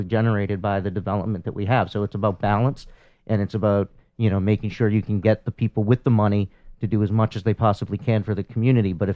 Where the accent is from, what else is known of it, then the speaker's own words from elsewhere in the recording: Cambridge, Massachusetts, United States; I grew up in Cambridge, and if I wasn't living in the house that my great grandfather bought